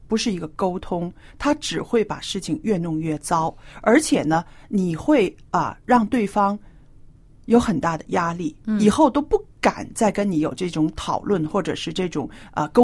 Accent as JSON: {"language": "Chinese", "country": "China", "said": "我觉得啊，这方面呢，我们中国人是特别要注意的。"}